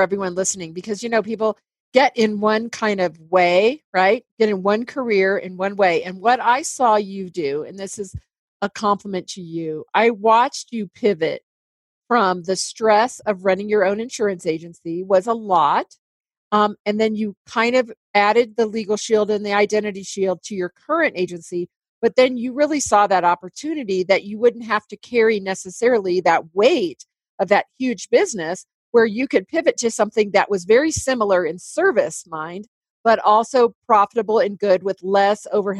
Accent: Indiana, United States; now in Colorado, United States; I came from Indiana where it's beautiful and flat, right?

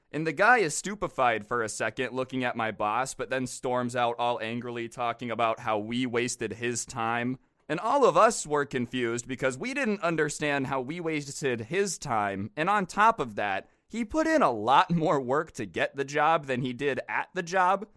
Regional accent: Las Vegas, Nevada, United States; I grew up in Las Vegas

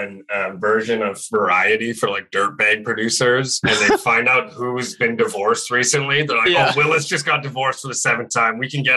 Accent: Sault Ste. Marie, Ontario, Canada; I'm from Sault Ste. Marie

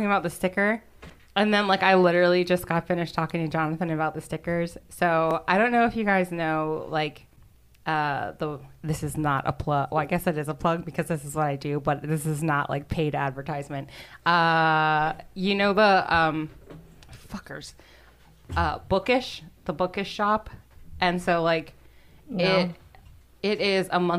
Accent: Baltimore, Maryland, United States

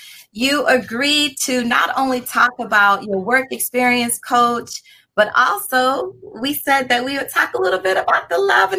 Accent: Maryland, United States; I'm from Maryland also.

